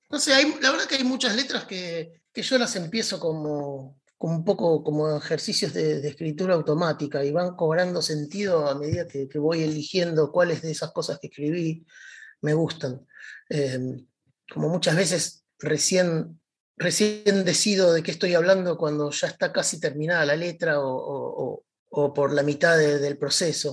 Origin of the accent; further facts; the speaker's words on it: Buenos Aires, Argentina; crecí en Devoto, un poco equidistante de, las dos estaciones de trenes que tiene el barrio